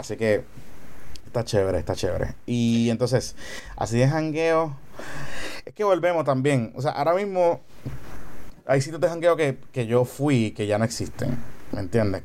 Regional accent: Carolina, Puerto Rico; nacimos y nos criamos en Carolina

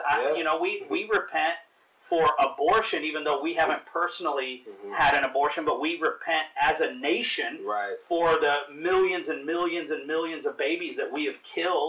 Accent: India; and I'm Indian, so that's very much the same in my culture and in my family as well.

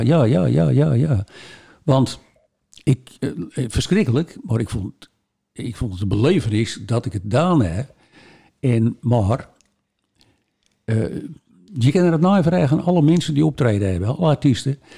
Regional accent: Volendam, North Holland, Netherlands; wij binnen natuurlijk als Volendammers

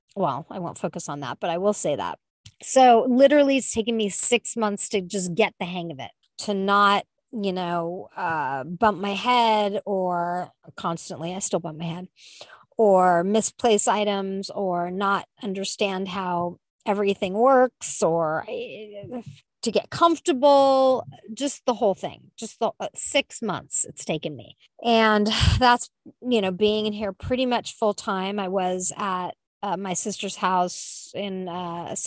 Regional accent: California, United States; I'm a Californian

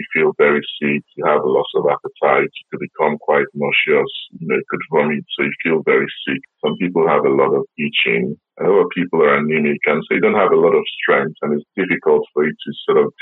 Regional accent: Nigeria; now in United Kingdom; I'm originally from Nigeria, which means I have an Afro-Caribbean heritage.

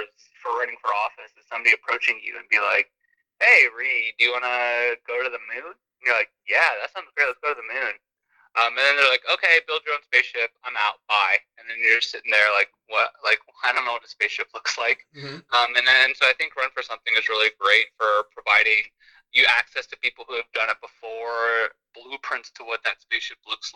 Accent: United States; I grew up in America, like, you know, like I am as American as they come

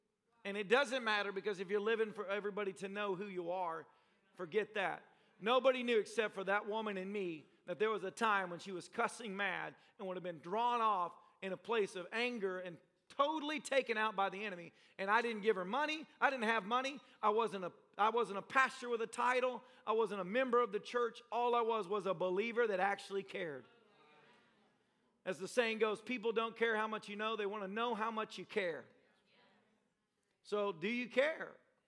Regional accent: Nashville, Tennessee, United States; also born or lived in Tampa, United States; when I went to Bible college in Tampa, Florida, I came from Nashville, Tennessee.

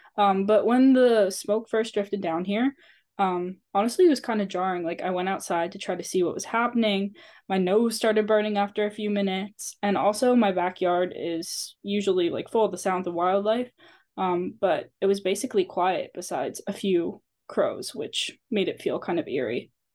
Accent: Bucks County, Pennsylvania, United States; we're all students from Bucks County, Pennsylvania

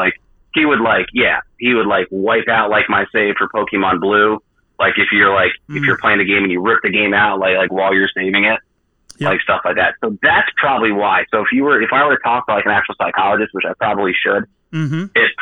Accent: New Jersey, United States; I'm from Jersey, so I talk fast

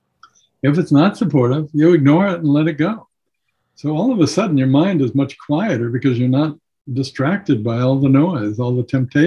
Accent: Seattle, Washington, United States; I was born and raised in Seattle

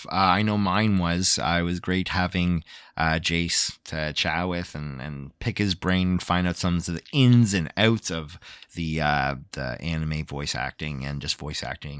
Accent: Canada; we can't help it because we're freaking Canadian.

